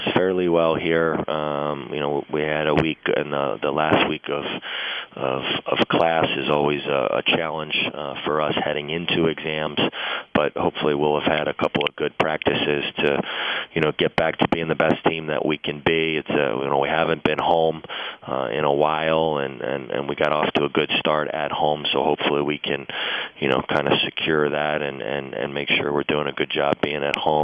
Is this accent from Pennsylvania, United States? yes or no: yes; Philadelphia, Pennsylvania, United States; moved away; I grew up in the Philadelphia area